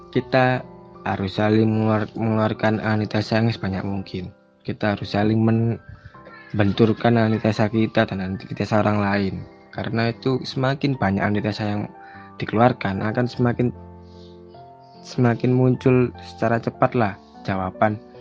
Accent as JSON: {"language": "Indonesian", "town": "Surabaya", "region": "East Java", "country": "Indonesia", "tie": "born or raised there", "said": "saya benar asli dari Surabaya"}